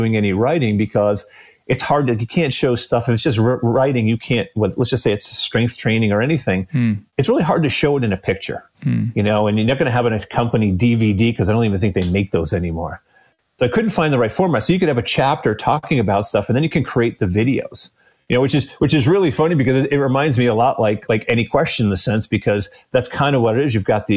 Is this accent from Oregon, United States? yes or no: no; Massachusetts, United States; moved away as an adult; now in Clermont, Florida, United States; I grew up in Massachusetts